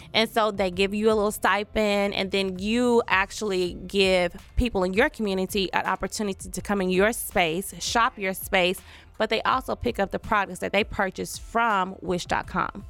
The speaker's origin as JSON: {"language": "English", "town": "Taft", "region": "Oklahoma", "country": "United States", "tie": "born or raised there", "said": "I was born and raised in Taft, Oklahoma, a very small all black town"}